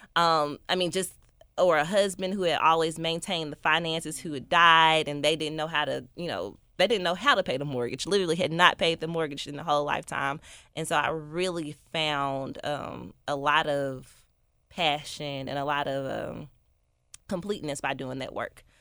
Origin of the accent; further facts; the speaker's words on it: Memphis, Tennessee, United States; I am from North Memphis